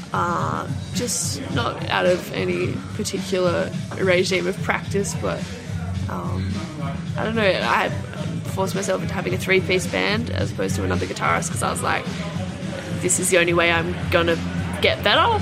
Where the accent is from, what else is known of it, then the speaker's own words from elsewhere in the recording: Albany, Western Australia, Australia; in a town called Albany, which is uh, like four or five hours south of Perth.